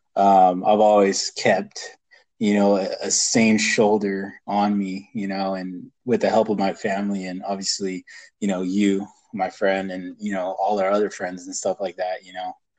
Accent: California, United States; born and raised in California and who has stayed in here

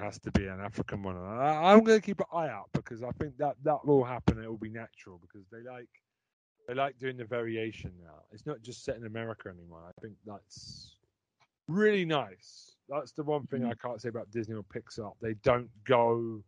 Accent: England, United Kingdom; when I was growing up in England

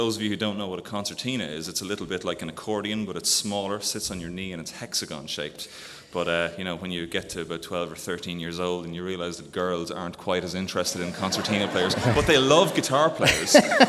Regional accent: Carlow, County Carlow, Ireland; Carlow is about an hour southwest of Dublin. It's on the road to Kilkenny, which people might be a bit more familiar with, so it's my hometown.

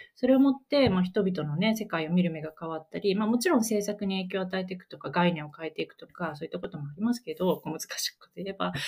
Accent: Niigata, Japan; 私自身、新潟の出身

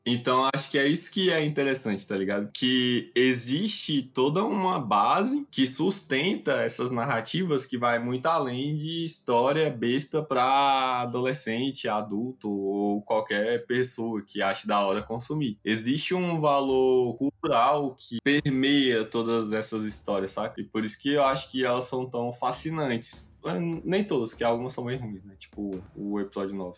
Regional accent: Brazil; que sou brasileiro e não moro em nenhum desses dois países

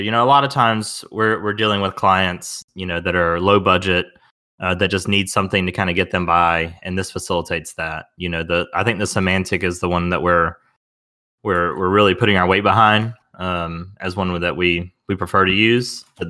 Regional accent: the South, United States; Because I'm a Southerner. I think I just run it all together like most things.

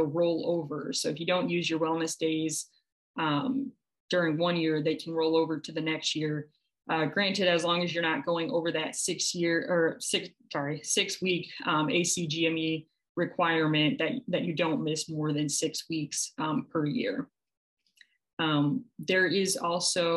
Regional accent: Midwest, United States; moved away as an adult; now in New York, United States; being from the Midwest myself

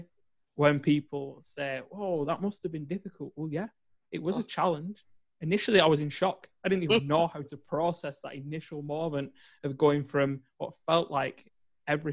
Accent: England, United Kingdom; growing up in England

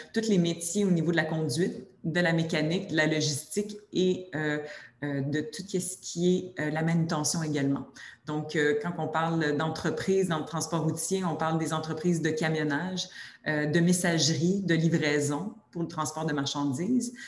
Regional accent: Quebec, Canada; accent: Québécois; avec mon accent québécois.

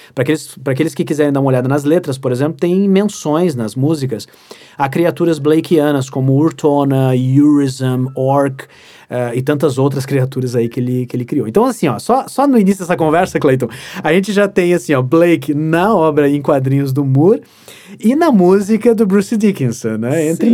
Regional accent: Santa Maria, Rio Grande do Sul, Brazil; also born or lived in Porto Alegre; Eu sou natural de Santa Maria. Eu, já morei, eu já morei em outras cidades do Rio Grande do Sul por causa do trabalho do meu pai

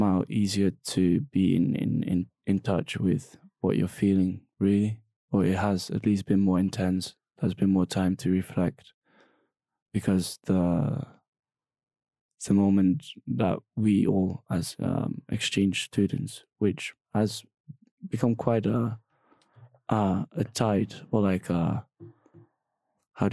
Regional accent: Netherlands; moved away as an adult; now in Chile; we're two students from the Netherlands living our life in Chile

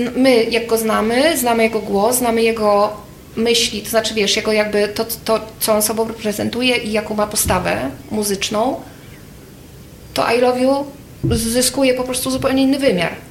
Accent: Krasnystaw, Lublin Voivodeship, Poland; ja pochodzę z Krasnego Stawu

